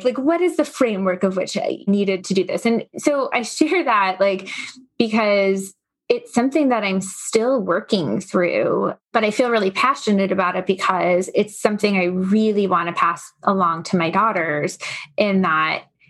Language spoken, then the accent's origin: English; Long Island, New York, United States; I grew up on Long Island